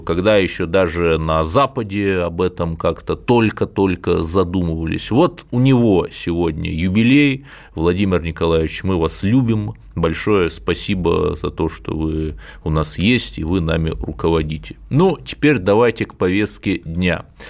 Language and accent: Russian; Cherepovets, Vologda Oblast, Russia; я простой парень из Череповца.